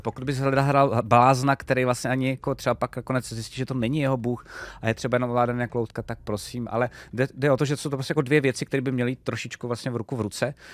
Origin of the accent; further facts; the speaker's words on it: Czechia; jsme z Čech